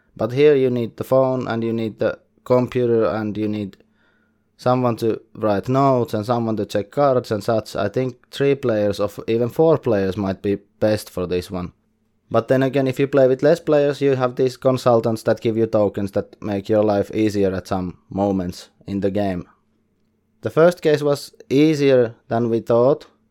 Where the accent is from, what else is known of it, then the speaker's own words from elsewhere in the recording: Finland; English is a second language; I'm from Finland and I can do some coverage in Finnish